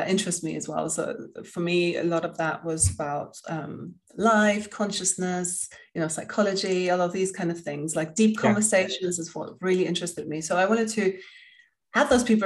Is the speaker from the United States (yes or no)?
no; Spain; moved away; also born or lived in England; I grew up in Spain and I lived in England